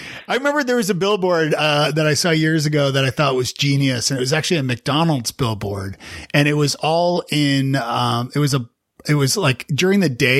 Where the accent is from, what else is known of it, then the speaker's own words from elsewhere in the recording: Canada; as a Canadian